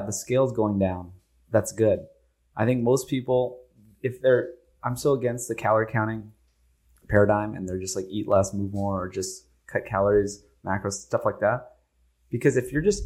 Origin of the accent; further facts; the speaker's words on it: Hawaii, United States; also born or lived in California; now in Austin, United States; I'm from Hawaii. Though. I'm not from California.